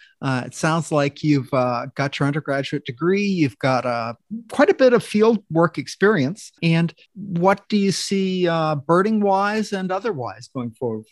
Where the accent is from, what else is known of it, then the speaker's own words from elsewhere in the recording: Maine, United States; now in Florida, United States; I grew up in Maine.